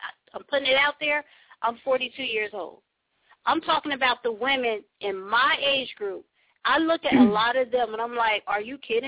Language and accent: English; Trenton, New Jersey, United States; I was born in Trenton